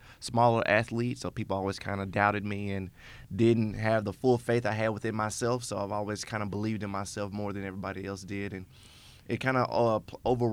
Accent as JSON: {"language": "English", "town": "Memphis", "region": "Tennessee", "country": "United States", "tie": "born or raised there", "said": "I'm born and raised in Memphis, Tennessee."}